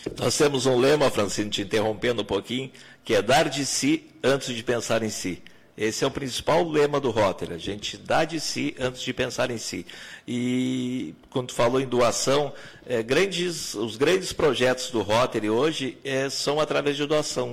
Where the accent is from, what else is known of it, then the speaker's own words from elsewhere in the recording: Pelotas, Rio Grande do Sul, Brazil; moved away as an adult; also born or lived in São Lourenço do Sul / Bagé; depois voltei para Pelotas, que é minha terra natal